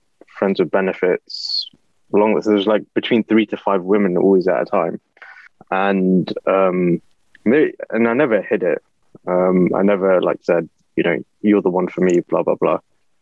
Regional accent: London, United Kingdom; I grew up in East London

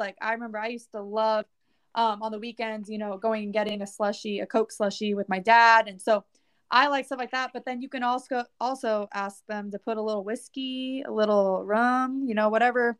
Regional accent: Southern California, United States; moved away as an adult; now in Nashville, United States; I am a country artist. Originally, I am from Southern California. Currently, right now, I am in Nashville, Tennessee.

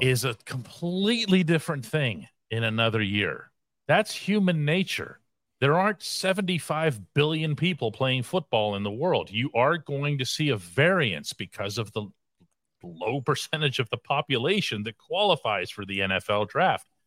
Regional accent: Pittsburgh, Pennsylvania, United States; born and raised in Pittsburgh.

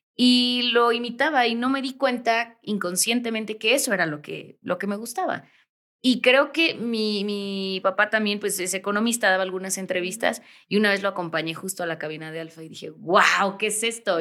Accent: Toluca, State of Mexico, Mexico; moved away as an adult; also born or lived in Veracruz; now in Mexico City, Mexico; De donde yo nací en Veracruz, pero vivía en Toluca

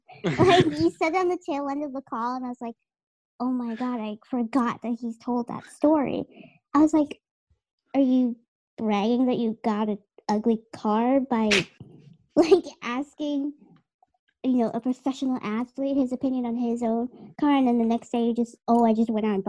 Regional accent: Dorchester, Massachusetts, United States; I'm from Dorchester, right? Which is Boston, okay?

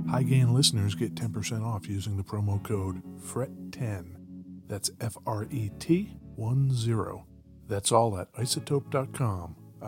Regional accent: New Jersey, United States; In my home state.

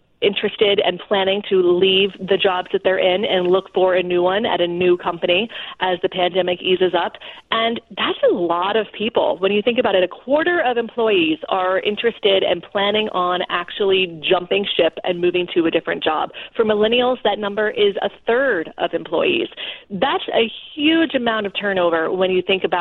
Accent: South Florida, United States; moved away as an adult; also born or lived in Houston, Texas; now in Washington, D.C., United States; I was born in Houston, Texas, grew up in South Florida

